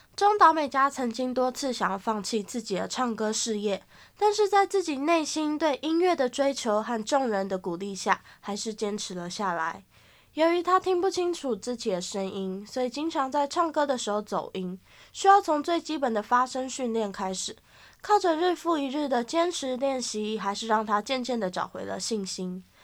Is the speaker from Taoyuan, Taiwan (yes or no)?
no; Tamsui, New Taipei, Taiwan; 从小就住在淡水嘛，然后就是每一次寒流来都会看到新闻写说最低温就在淡水。而且呢，我国中、高中都是在淡江高中读的